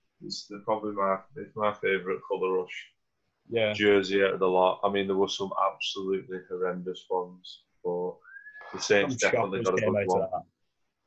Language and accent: English; England, United Kingdom; being English, we obviously don't grow up around NFL and NFL football.